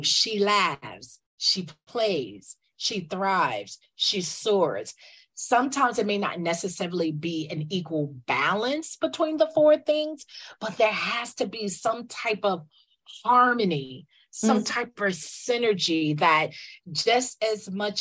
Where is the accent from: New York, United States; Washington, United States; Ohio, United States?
New York, United States; also born or lived in the Carolinas; I am a New Yorker. I'm a native New Yorker.